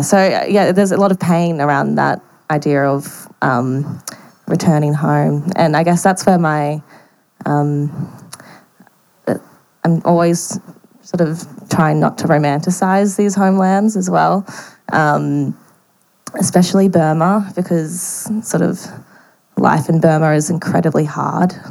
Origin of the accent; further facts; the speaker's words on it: Brisbane, Queensland, Australia; I grew up in Brisbane